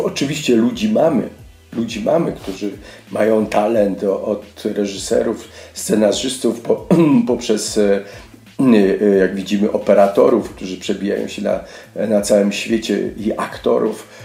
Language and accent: Polish; Lesser Poland, Poland; accent: Góral dialect; moved away; pochodzę z gór, e, mówię dobrze gwarą